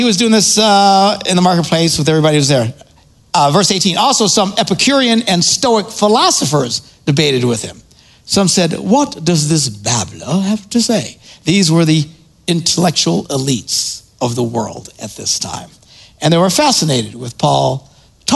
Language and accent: English; Wisconsin, United States; I'm from Wisconsin